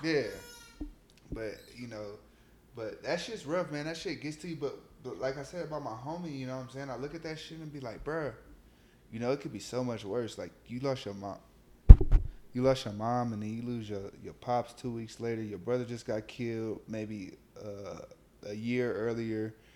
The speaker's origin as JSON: {"language": "English", "town": "Los Angeles", "region": "California", "country": "United States", "also_born_or_lived": "Long Beach / Inglewood / Compton / Gardena", "said": "I'm from South Central LA."}